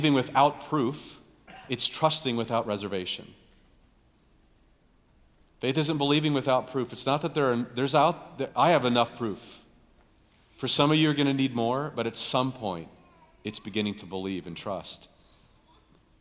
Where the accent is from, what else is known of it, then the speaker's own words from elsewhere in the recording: United States; we grew up here in America